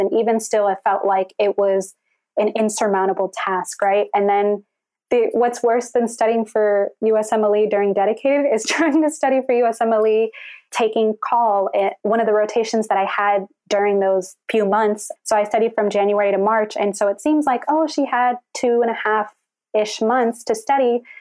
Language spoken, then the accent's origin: English; Houston, Texas, United States; I was born and raised in Houston, Texas.